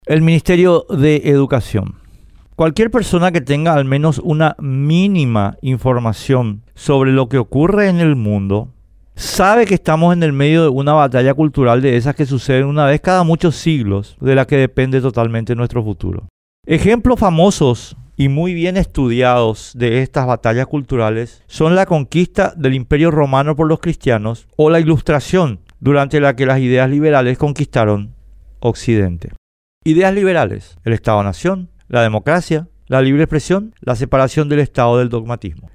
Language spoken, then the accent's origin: Spanish; Paraguay; Queremos seguir siendo paraguayos